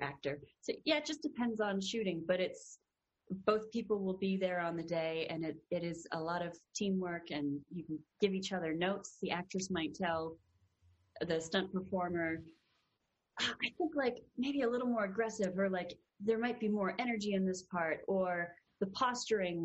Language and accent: English; Canada; now in Los Angeles, United States; being Canadian